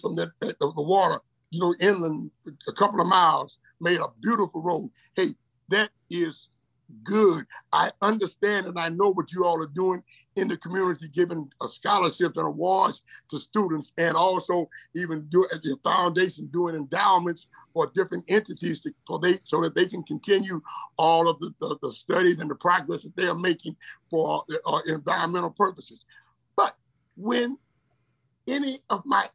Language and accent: English; Port Arthur, Texas, United States; I'm from Port Arthur. I'm your little boy. Born on West 5th Street, raised on West 7th Street